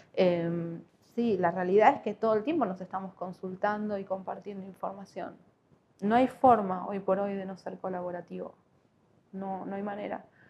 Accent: Buenos Aires, Argentina; moved away as an adult; now in Neuquén, Argentina; Yo no soy de acá, soy de Buenos Aires. Vine en el 2010.

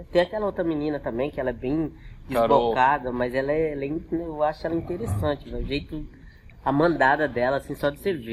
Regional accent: São Paulo, Brazil; moved away; Eu, na verdade, eu sou paulista, né? Uhum. Eu tô no Mato Grosso há 20 anos.

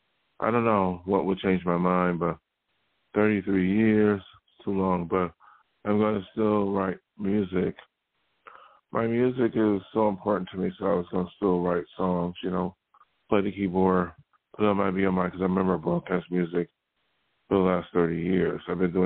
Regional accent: New York, United States; now in Los Angeles, United States; I'm living near Los Angeles, and I came from New York. And New York is a very liberal, democratic area for the most part.

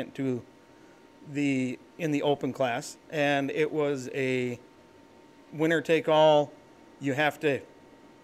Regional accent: Alaska, United States; moved away as an adult; now in Minnesota, United States; I grew up in Alaska

